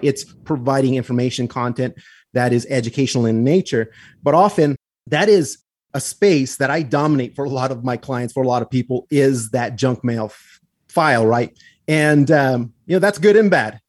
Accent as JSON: {"language": "English", "town": "Pecos", "region": "New Mexico", "country": "United States", "tie": "born or raised there", "also_born_or_lived": "Glorieta, New Mexico", "said": "my hometown where I grew up in Pecos and in Glorieta"}